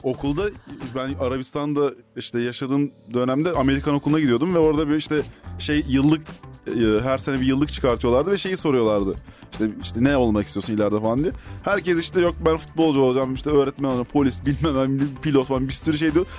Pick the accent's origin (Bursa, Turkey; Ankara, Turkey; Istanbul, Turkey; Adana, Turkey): Ankara, Turkey; also born or lived in Prague; biz Ankaralıyız ikimiz de. Ee, aynı mahallede, aynı semtte.